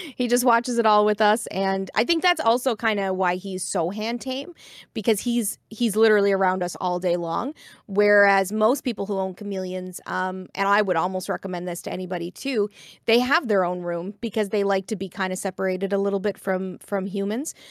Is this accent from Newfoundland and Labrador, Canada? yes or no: yes; Corner Brook, Newfoundland and Labrador, Canada; I'm uh, from Corner Brook, Newfoundland and Labrador, but I was raised here on the East Coast